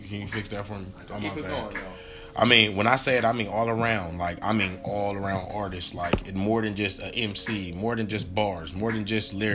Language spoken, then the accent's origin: English; West Coast, United States; because I am from the West Coast, I feel like my shit is a little bit biased.